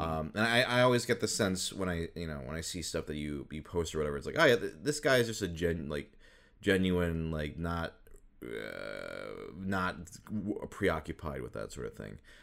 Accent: Midwest, United States; moved away; I grew up in the Midwest most of my life

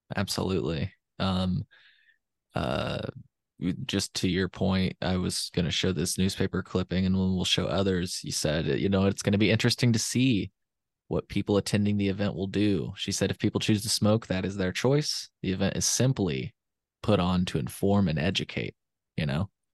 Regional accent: Champaign, Illinois, United States; I'm from Champaign, but I didn't go to school at the University of Illinois

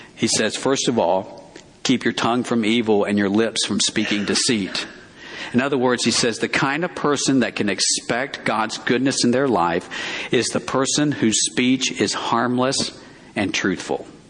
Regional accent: Alabama, United States; moved away as an adult; I grew up in Alabama.

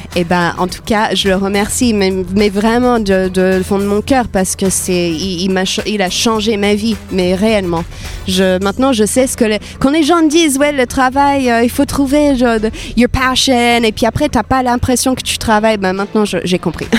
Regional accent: Iowa, United States; French is a second language; moved away as an adult; also born or lived in Paris, France; now in France; j'ai grandi aux États-Unis. Je suis née dans l'Iowa, au milieu des États-Unis

